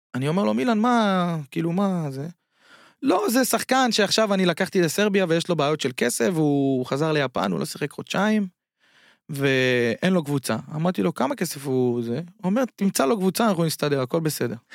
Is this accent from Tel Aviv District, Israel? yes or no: yes; Bat Yam, Tel Aviv District, Israel; moved away as an adult; now in China; וגם אני נולדתי בבת ים